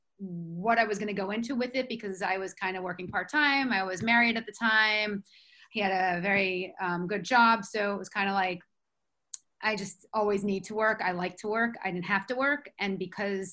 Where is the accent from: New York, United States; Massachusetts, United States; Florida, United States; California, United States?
New York, United States; New York City; moved away as an adult; now in Bergen County, United States; I'm from Manhattan